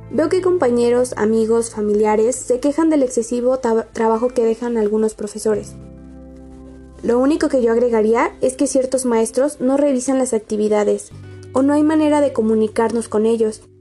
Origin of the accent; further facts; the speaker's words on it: Mexico; les hablaré acerca de una de las situaciones que nos atormenta a todos como mexicanos